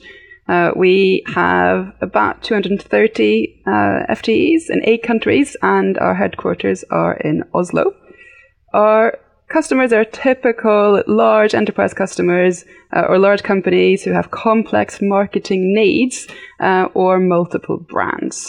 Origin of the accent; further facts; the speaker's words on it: United Kingdom; now in Norway; I am actually fully 100% Norwegian, but I did grow up in the UK. So that's where my accent comes from.